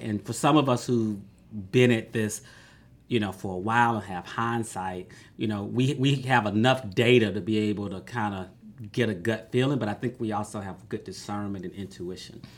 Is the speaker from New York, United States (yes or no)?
no; Atlanta, Georgia, United States; I grew up in Southwest Atlanta